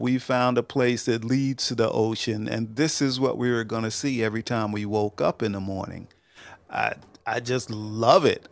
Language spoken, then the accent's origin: English; Long Island, New York, United States; moved away; also born or lived in Georgia; I grew up in Long Island